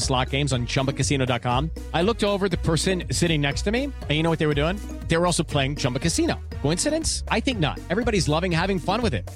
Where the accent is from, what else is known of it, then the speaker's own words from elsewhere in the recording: Texas, United States; I was from Texas